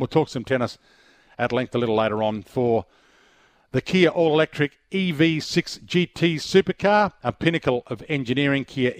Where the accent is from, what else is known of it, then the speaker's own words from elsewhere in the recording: Adelaide, South Australia, Australia; moved away as an adult; I was an 8-year-old in Adelaide. I grew up in Adelaide.